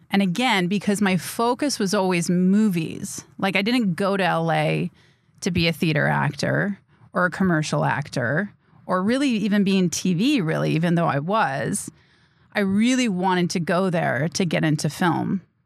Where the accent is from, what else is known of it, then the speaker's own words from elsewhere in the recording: Grafton, Wisconsin, United States; moved away as an adult; also born or lived in Cedarburg, Wisconsin / Bayside, Wisconsin; now in Los Angeles, United States; I was born and raised in Wisconsin. I grew up in Grafton, Cedarburg